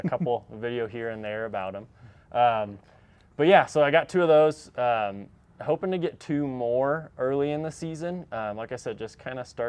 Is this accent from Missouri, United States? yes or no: yes; St. Louis, Missouri, United States; moved away as an adult; also born or lived in Denton, Texas / Conifer, Colorado; now in Montrose, United States; I am originally from St. Louis